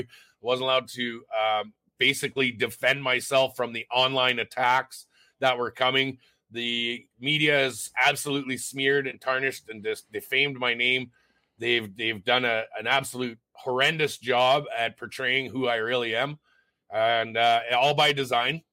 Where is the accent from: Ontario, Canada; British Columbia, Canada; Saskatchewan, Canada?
Ontario, Canada; Sault Ste. Marie; moved away as an adult; now in Red Deer, Canada; I was born in Sault Ste. Marie, Ontario. I moved out to Alberta when I was 18